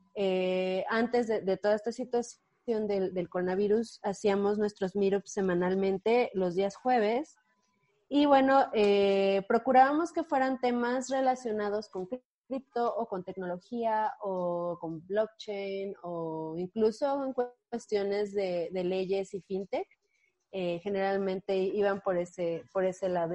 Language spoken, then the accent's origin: Spanish; Mexico; en la Ciudad de México sí somos muchos eh, mexicanos, mexicanos eh, involucrados en, cripto